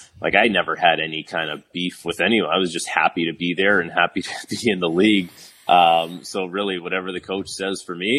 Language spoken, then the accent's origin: English; Toronto, Ontario, Canada; playing in my hometown city